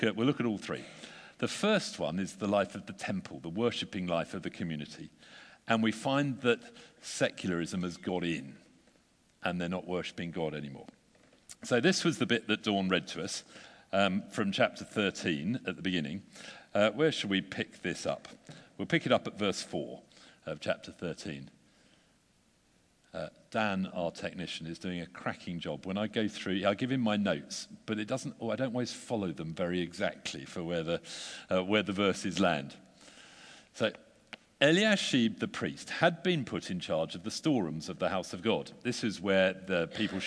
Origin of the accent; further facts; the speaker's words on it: United Kingdom; We're British